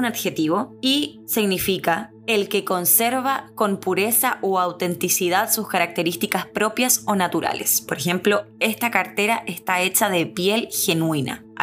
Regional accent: Santiago, Santiago Metropolitan Region, Chile; now in Miami, United States; Nací y crecí en Santiago de Chile. sí, ese mismo. Chi, chi, chi, le, le. Crecí viendo la nevada

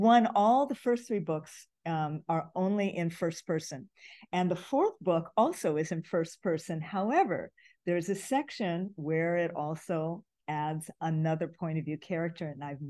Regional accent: Hawaii, United States; You know, it's interesting because I grew up in Hawaii, so Chinese in Hawaii is different from Chinese growing up in the LA area.

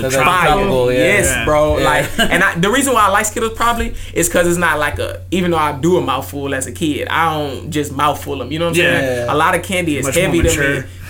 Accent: Houston, Texas, United States; But I grew up on Post Oak.

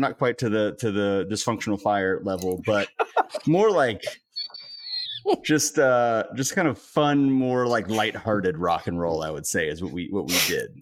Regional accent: Cary, North Carolina, United States; I grew up in Cary

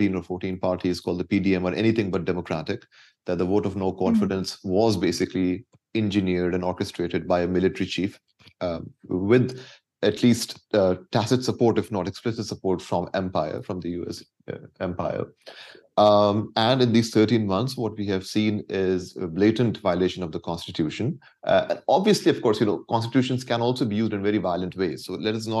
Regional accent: Balochistan, Pakistan; I'm from Balochistan.

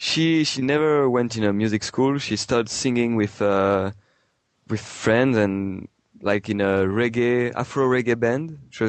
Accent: France; also born or lived in Marseille; I come from the Alps in France, like the Italian border, and then I moved to Marseille. I mean, my background is French, basically.

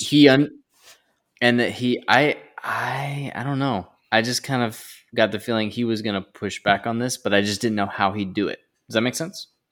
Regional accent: North Carolina, United States; now in New Jersey, United States; the Southeast, where I'm from

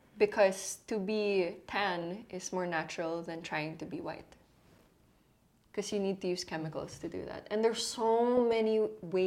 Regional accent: Philippines; I'm proud to be Filipino because I grew up here in the streets

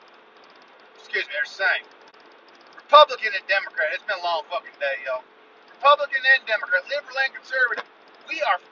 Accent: United States; As an American taxpayer

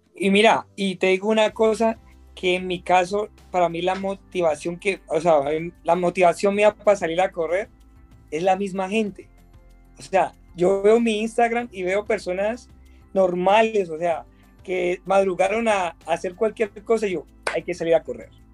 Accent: Colombia; lo estaba viviendo en mi país

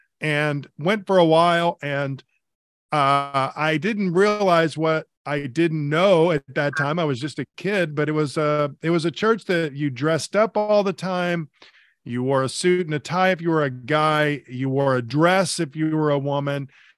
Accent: Jacksonville, Florida, United States; moved away; When I grew up in Jacksonville, Florida, I was exposed to the gospel through an independent Baptist church there in Jacksonville, a very big independent Baptist church.

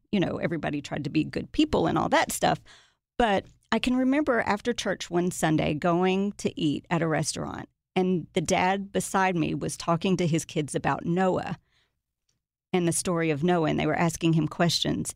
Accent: Watertown, Tennessee, United States; also born or lived in Nashville, Tennessee; I was raised in a tiny town called Watertown

